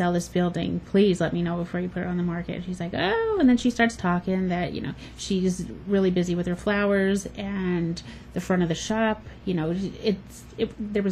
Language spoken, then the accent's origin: English; Nanticoke, Pennsylvania, United States; now in Pottsville, United States; I'm from Nanticoke, which is a crappy little coal town in Luzerne County. But we had LS Skaterama, so that's where we were all the time.